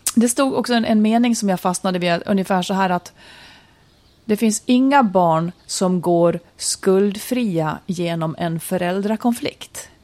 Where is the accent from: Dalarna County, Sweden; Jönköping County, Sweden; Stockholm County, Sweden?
Dalarna County, Sweden; Malung; I mitt kök när jag var liten i Malung i Idbäck